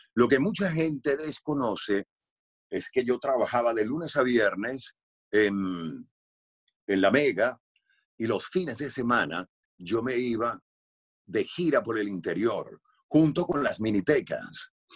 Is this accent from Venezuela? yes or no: yes; Venezuela; moved away as an adult; yo me fui de Venezuela hace 18 años